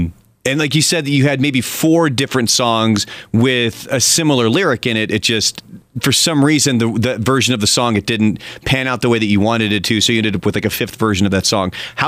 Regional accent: Australia; Obviously, growing up in Australia as opposed to the United States, there's going to be some differences.

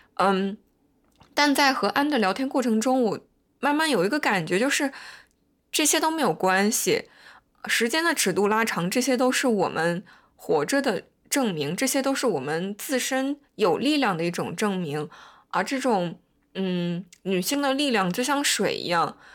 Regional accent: China; moved away as an adult; now in United States; 我作为一个中国人，然后在美国生活了七年左右

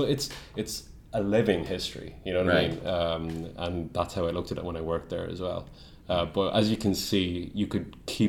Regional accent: Kilkenny, Leinster, Ireland; We're actually from Kilkenny in the southeast.

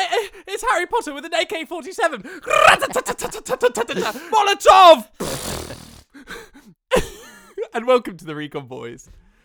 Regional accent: Melbourne, Victoria, Australia; I actually did grow up in Australia. I grew up in Melbourne.

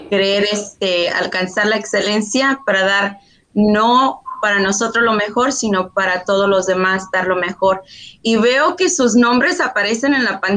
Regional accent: United States; Entonces somos chicanos que inventamos una manera ah, de vivir, ni, somos tan americanos, so nos dicen mexicanos, pero los mexicanos no somos tan mexicanos, o nos dicen americanos.

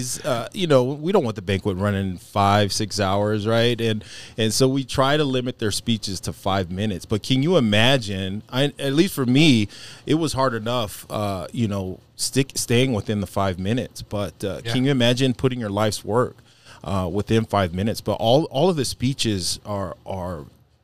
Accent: El Paso, Texas, United States; moved away; Being back in El Paso, I've been back for 6 years now. You know, I was removed from El Paso for 18 years

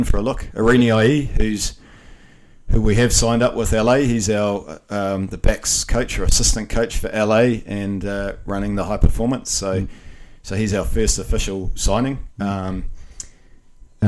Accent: New Zealand; accent: Kiwi; moved away; the Kiwi accent

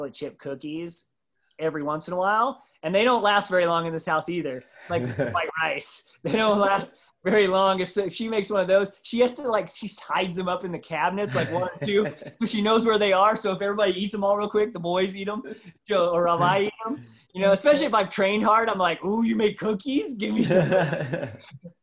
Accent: Midwest, United States; I grew up on Doritos and Captain Crunch and in the Midwest

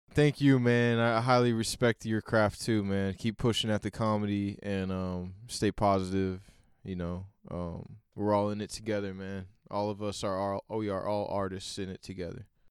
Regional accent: Oklahoma, United States; I grew up in Oklahoma

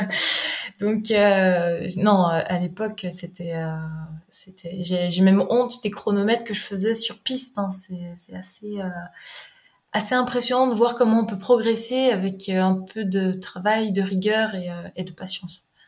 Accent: Jura, Bourgogne-Franche-Comté, France; moved away as an adult; also born or lived in Rennes; je me suis retrouvée à Rennes, alors que je suis originaire du Jura

